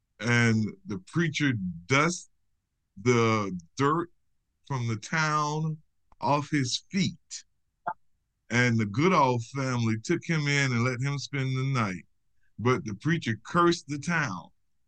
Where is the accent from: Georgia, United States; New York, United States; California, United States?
Georgia, United States; born or raised there